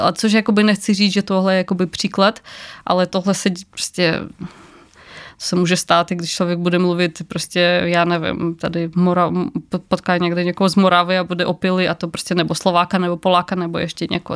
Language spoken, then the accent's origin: Czech; Ukraine; now in Czech Republic; jsem z Ukrajiny